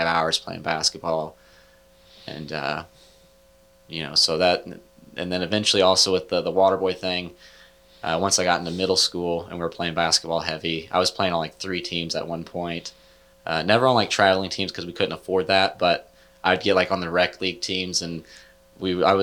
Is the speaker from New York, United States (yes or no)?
no; Leeton, Missouri, United States; also born or lived in Kansas City / Liberty, Missouri / Odessa, Missouri; Then we moved to Leeton, and then we're there for like 6 years.